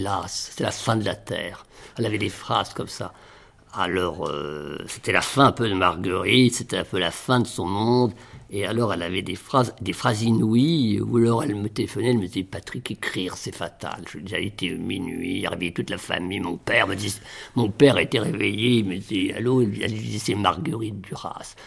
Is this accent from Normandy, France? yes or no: yes; Villerville, Normandy, France; moved away; dans mon village natal, Villerville, qui est à 7 km de Trouville